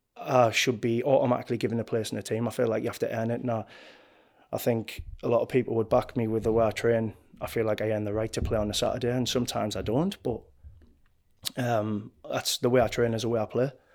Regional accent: Hartlepool, North East England, United Kingdom; moved away as an adult; I'm from Hartlepool, I'm a Hartlepool United fan, I had season tickets, for years before I turned professional. I used to go with my uncle

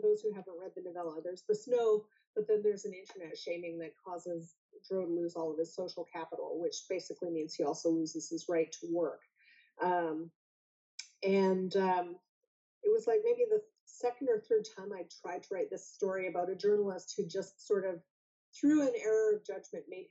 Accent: Alberta, Canada; also born or lived in Vancouver; now in Toronto, Canada; I grew up in Alberta, which is very cold and very snowy, in the north, in fact

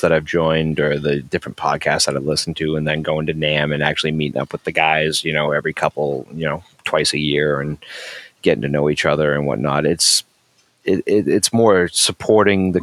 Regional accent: Massachusetts, United States; also born or lived in Marshfield, Massachusetts; I'm from Massachusetts. I'm from a town. I live in a town called Marshfield, which is like 40 minutes south of Boston

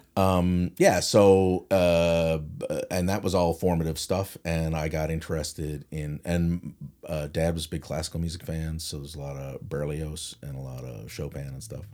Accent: St. John's, Newfoundland and Labrador, Canada; I am from St. John's, Newfoundland

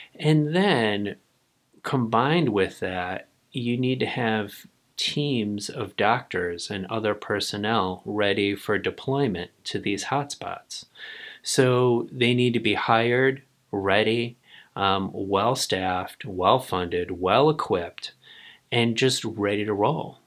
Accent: United States; I'm an American

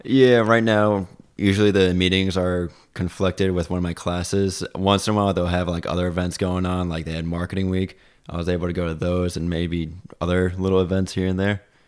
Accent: Long Island, New York, United States; moved away as an adult; now in Plattsburgh, United States; I'm originally from Long Island

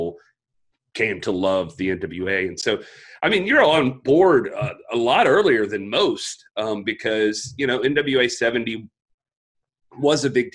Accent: Georgia, United States; I was born originally in Georgia

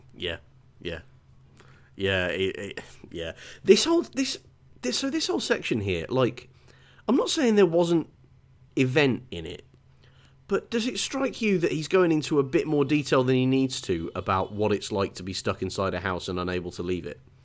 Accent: England, United Kingdom; as an English person

